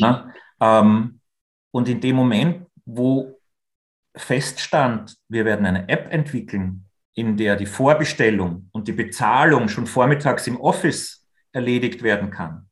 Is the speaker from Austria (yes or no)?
yes; Austria; wir als Österreicher